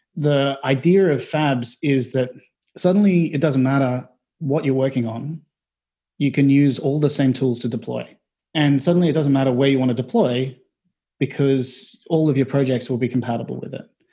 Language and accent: English; Australia; moved away as an adult; also born or lived in Melbourne; now in London, United Kingdom; I'm from Australia.